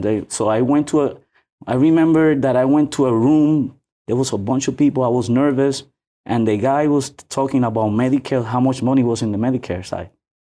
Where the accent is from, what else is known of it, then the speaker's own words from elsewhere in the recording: New York, United States; No, I was born in New York.